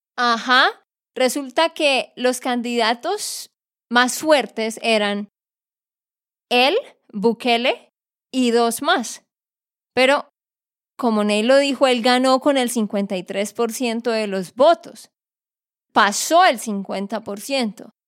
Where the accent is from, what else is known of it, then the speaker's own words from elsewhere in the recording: Santander, Colombia; de Santander, Colombia.